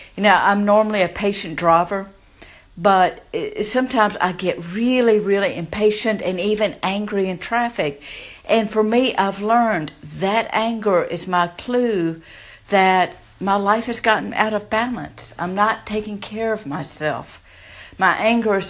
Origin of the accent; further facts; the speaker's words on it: the South, United States; if you can't tell by my accent, I grew up in the South